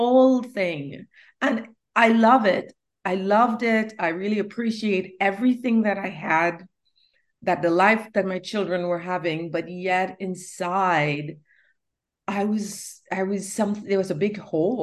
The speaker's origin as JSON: {"language": "English", "country": "Trinidad & Tobago", "also_born_or_lived": "New York City", "moved": "yes", "lives_now": "North Carolina, United States", "said": "I came from Trinidad, a third world nation"}